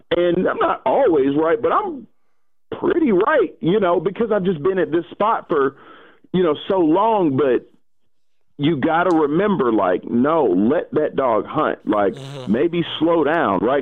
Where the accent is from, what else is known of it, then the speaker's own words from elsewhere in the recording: Atlanta, Georgia, United States; I'm still from Atlanta, like the city of Atlanta, born and raised